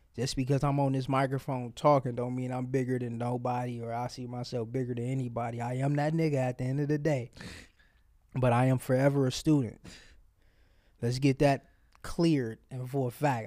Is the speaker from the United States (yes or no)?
yes; Cleveland, Ohio, United States; I came from Cleveland Public School to the suburb